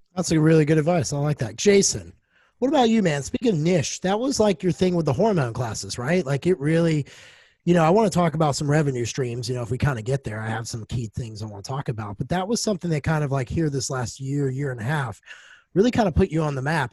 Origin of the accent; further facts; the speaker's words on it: United States; now in Nashville, United States; Landed here in Nashville, which isn't far from my hometown